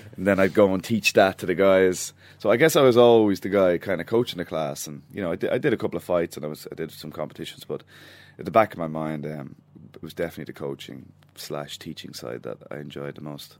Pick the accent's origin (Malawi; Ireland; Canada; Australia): Ireland; Dublin, Leinster; my hometown